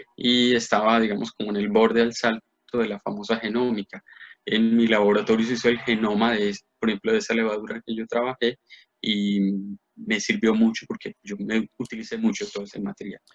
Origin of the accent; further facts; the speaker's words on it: Medellín, Antioquia, Colombia; moved away as an adult; also born or lived in Bogotá; yo me fui, de Medellín eh, pues a 18 años y me fui para la Nacional